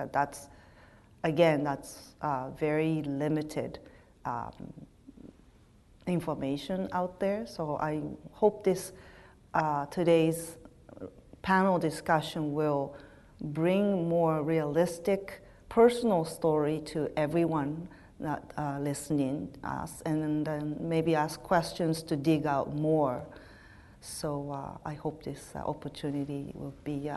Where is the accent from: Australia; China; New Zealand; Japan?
Japan; Nagasaki; moved away as an adult; now in Winnipeg, Canada; I'm from Nagasaki, growing up in Japan